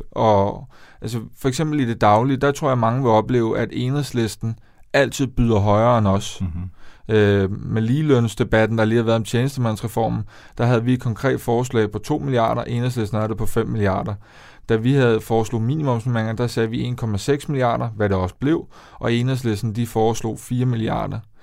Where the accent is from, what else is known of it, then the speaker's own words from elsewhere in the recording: Denmark; moved away as an adult; also born or lived in Copenhagen; jeg skal tilbage til der, hvor jeg kommer fra. Jeg skal, jeg skal tilbage til provinsen